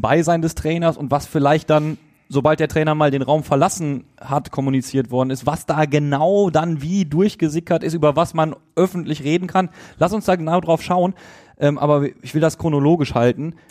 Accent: Duisburg, North Rhine-Westphalia, Germany; Ich komme aus Duisburg, bin Radio Duisburg Moderator, bin mit dem Verein aufgewachsen

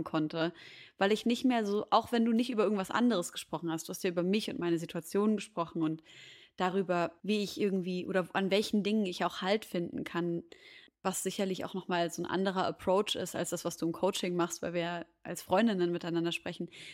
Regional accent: Syria; moved away; Syrien als meine Heimat

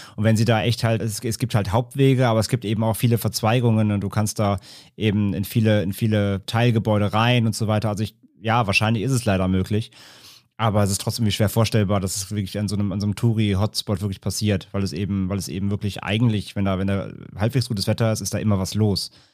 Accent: Ahr valley district, near Koblenz, Rhineland-Palatinate, Germany; in der Region, in der ich aufgewachsen äh, bin. Ich komme aus dem Ahrtalkreis

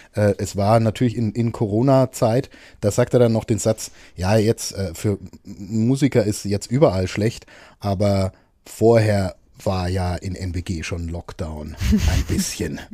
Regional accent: Nuremberg, Bavaria, Germany; diese Stadt, aus der wir beide kommen

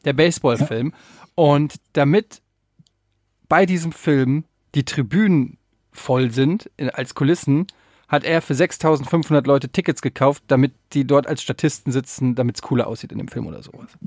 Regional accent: Frankfurt, Hesse, Germany; Bei uns in Frankfurt

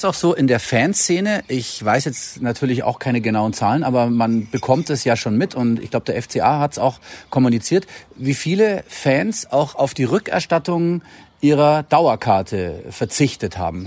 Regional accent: Bavaria, Germany; bei uns in Bayern

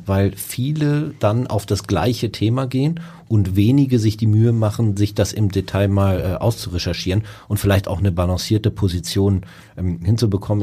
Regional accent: Hamburg, Germany; als Hamburger

